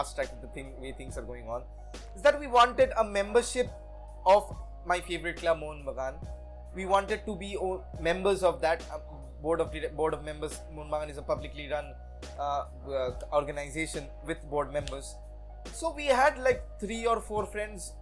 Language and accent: English; India; Me being an Indian